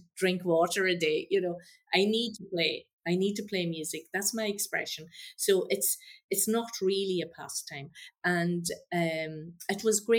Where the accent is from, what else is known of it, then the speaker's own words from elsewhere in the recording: Donegal, Ulster, Ireland; coming from Donegal, I was brought up with a lot of bad country and Irish